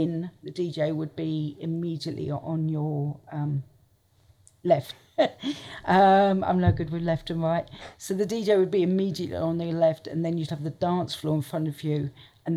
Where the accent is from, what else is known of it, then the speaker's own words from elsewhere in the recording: Portsmouth, South East England, United Kingdom; moved away as an adult; also born or lived in London; I grew up in Portsmouth